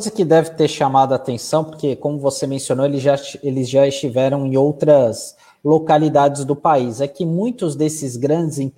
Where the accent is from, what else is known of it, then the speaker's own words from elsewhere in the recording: Santos, São Paulo, Brazil; Porque muitas vezes nós que somos aqui de Santos, né?